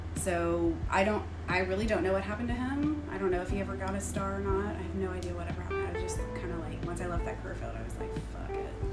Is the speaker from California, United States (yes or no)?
no; Tennessee, United States; moved away; I'm from Tennessee